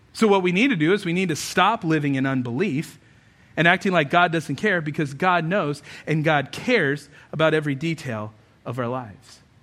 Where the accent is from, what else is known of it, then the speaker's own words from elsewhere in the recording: United States; we think of ourselves as Americans